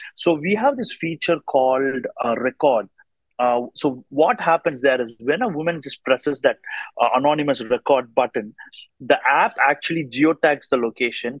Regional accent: India; now in Australia; I come from India but now live in Australia

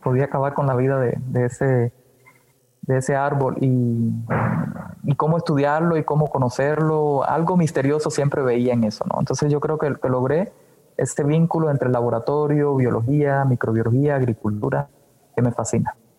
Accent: Cuba; moved away as an adult; also born or lived in Havana, Cuba / Brazil; now in Mexico; de nacimiento en Cuba nací en La Habana, pero desde muy pequeño siempre, eh, me fui a vivir con mi familia a un pueblo y era un pueblo de campo

